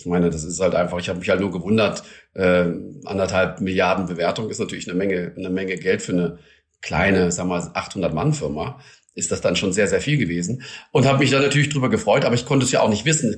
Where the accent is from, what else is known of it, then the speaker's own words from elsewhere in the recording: Germany; bei uns in Deutschland